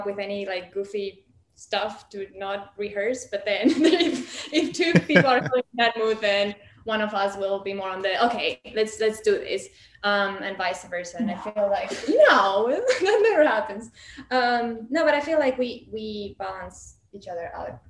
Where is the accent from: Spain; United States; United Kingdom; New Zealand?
Spain; I'm from Spain